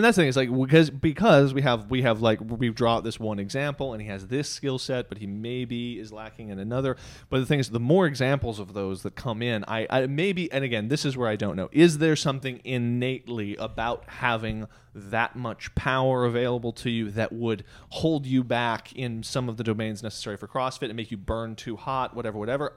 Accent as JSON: {"language": "English", "country": "United States", "tie": "born or raised there", "said": "we grew up in America"}